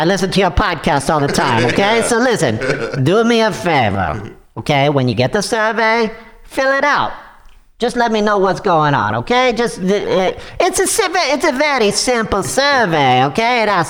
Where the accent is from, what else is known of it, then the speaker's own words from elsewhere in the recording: Ukraine; Hey, no. Listen, I am from the Ukraine, right? I'm on your side.